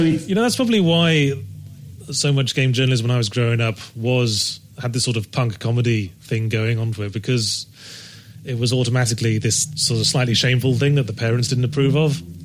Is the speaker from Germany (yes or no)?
no; Rugby, West Midlands, United Kingdom; moved away; I was born in Rugby in Warwickshire